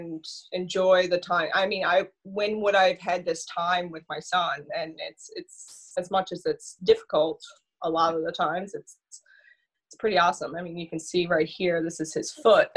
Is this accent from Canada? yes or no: yes; St. Lawrence, Newfoundland and Labrador, Canada; also born or lived in St. John's / Paradise; now in Burin, Canada; came back to my roots. I'm from St. Lawrence originally.